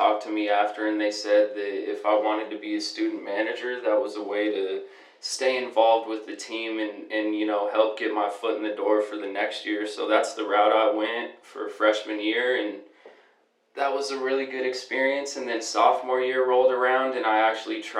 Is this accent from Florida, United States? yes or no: no; Denver, Colorado, United States; moved away as an adult; also born or lived in Southern California; I grew up in Denver, Colorado